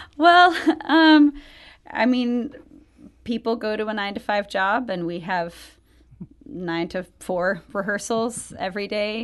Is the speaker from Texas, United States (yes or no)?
no; outside of Atlanta, Georgia, United States; I grew up outside of Atlanta